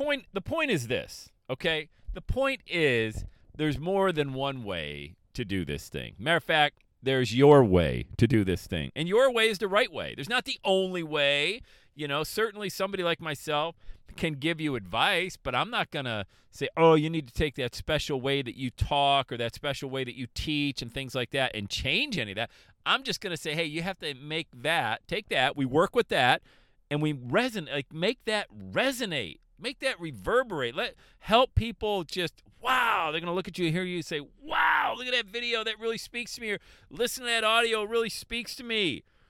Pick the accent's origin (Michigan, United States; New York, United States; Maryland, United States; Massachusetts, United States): New York, United States; Buffalo; Some people say I sound like I'm still from Buffalo, New York, which I don't think so.